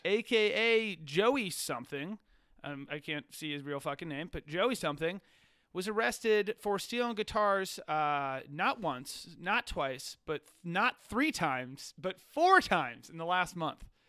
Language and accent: English; Virginia, United States; we Virginians